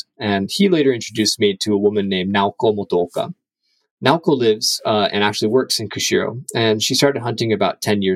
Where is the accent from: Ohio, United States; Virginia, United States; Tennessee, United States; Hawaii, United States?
Tennessee, United States; moved away as an adult; now in Hokkaido, Japan; I grew up in Tennessee near a military base.